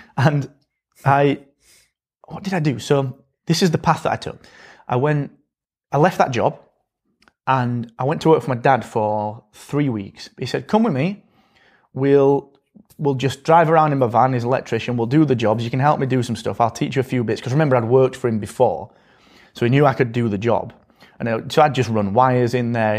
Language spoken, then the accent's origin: English; Barnsley, Yorkshire and the Humber, United Kingdom; I come from Barnsley, and I come from this school